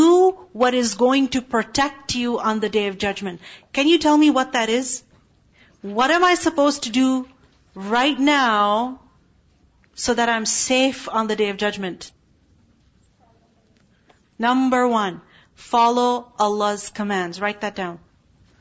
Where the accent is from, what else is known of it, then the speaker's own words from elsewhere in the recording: Pakistan; moved away; I'm from Pakistan